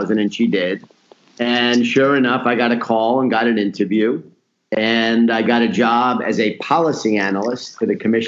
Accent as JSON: {"language": "English", "town": "New York City", "region": "New York", "country": "United States", "tie": "born or raised there", "also_born_or_lived": "Atlanta", "moved": "as an adult", "said": "my family was all from Brooklyn, and I grew up in Queens."}